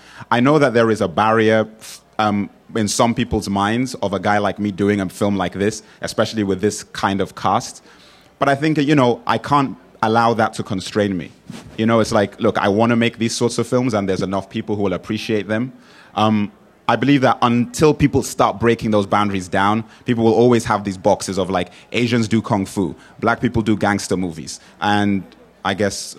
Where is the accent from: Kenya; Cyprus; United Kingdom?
United Kingdom; England; also born or lived in Nigeria; I was born in England. I spent 10 years in Nigeria, then moved back to England.